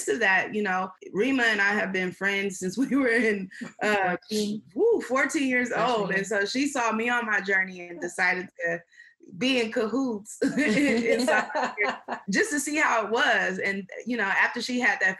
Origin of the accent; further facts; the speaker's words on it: San Francisco, California, United States; also born or lived in Houston; we're originally from Babyhurst Point, San Francisco